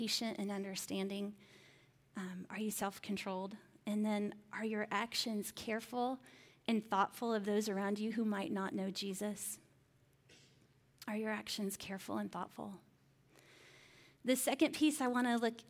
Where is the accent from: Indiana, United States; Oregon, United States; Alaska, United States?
Indiana, United States; I was living in Indiana at the time. I grew up in Indiana